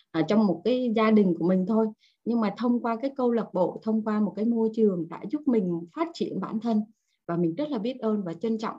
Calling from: Hanoi, Vietnam; sáng dậy chỉ cần thò cái chân xuống dưới giường là đã thấy lạnh lắm rồi ở ngoài Hà Nội buổi sáng chỉ có là 10 cho đến 12 độ thôi cả nhà rất là lạnh luôn

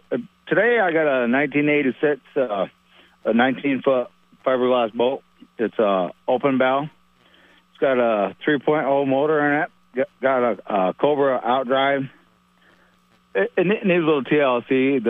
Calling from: Peru, New York, United States; Hi. I'm calling from Peru, New York.

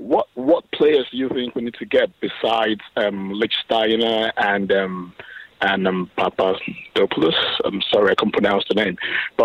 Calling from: Port Harcourt, Rivers State, Nigeria; I'm calling from Port Harcourt in Nigeria.

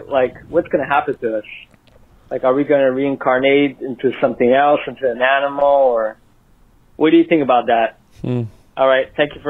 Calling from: Montreal, Quebec, Canada; I'm calling in from Montreal, Canada.

